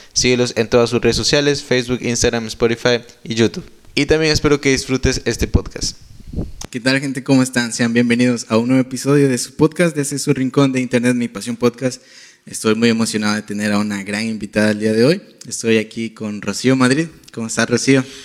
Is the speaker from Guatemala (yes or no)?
yes; Guatemala; Yo soy de Guatemala